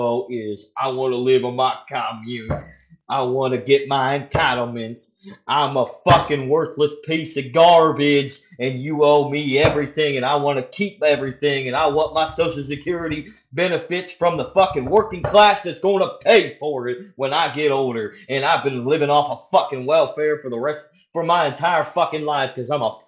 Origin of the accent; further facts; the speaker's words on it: United States; I'm an American, we're in the United States of America